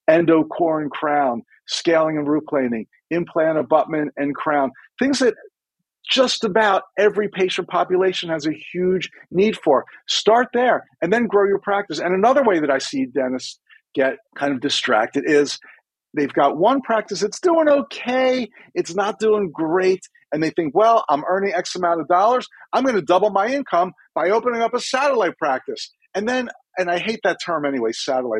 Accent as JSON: {"language": "English", "region": "Maryland", "country": "United States", "said": "I'm from Maryland, which nobody's sure if we're a Southern state or a Northern state."}